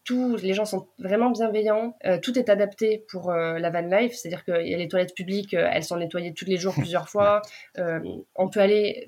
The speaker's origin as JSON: {"language": "French", "country": "France", "said": "nous, en tant que Français"}